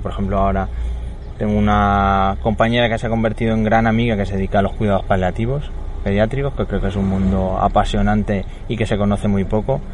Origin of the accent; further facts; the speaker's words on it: Talavera de la Reina, Castilla-La Mancha, Spain; me fui a un centro de educación especial de donde yo soy, en Talavera, cerquita de mi casa